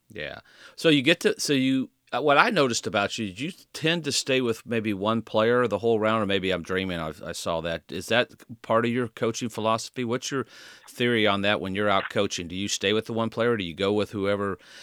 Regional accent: Indiana, United States; golf courses growing up in Indiana. I used to play those golf courses

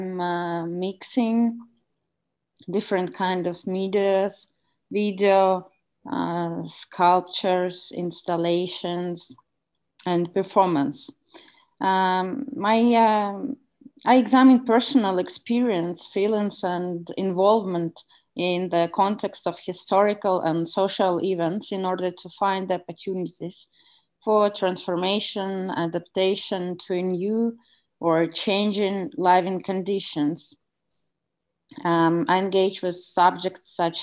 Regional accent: Tallinn, Harju County, Estonia; I'm a Russian speaking Estonian and I'm from Tallinn

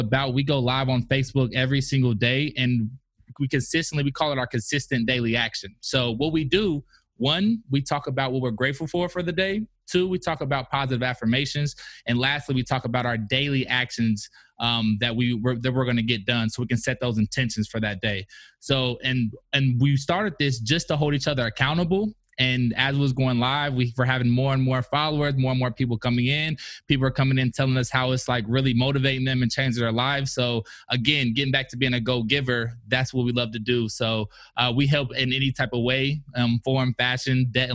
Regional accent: Indianapolis, Indiana, United States; moved away; also born or lived in Kentucky; I'm originally from Indianapolis, Indiana

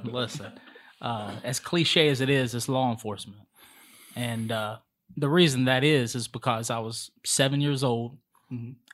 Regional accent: Charlotte, North Carolina, United States; I'm from Charlotte. Mm-hmm. Uh, was raised on the east side.

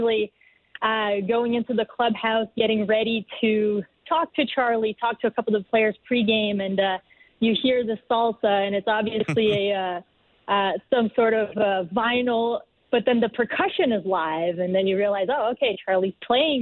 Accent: Brazil; moved away as an adult; now in Toronto, Canada; I come from Brazil. I've been in Toronto for 4 years now.

